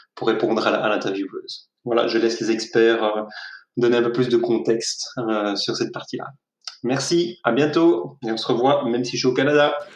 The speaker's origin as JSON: {"language": "French", "country": "Belgium", "said": "je suis belge"}